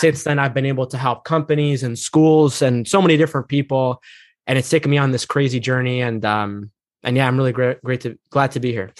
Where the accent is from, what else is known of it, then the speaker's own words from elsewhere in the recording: United States; I'm not really in touch with, like, my Egyptian roots, like, I grew up here in America.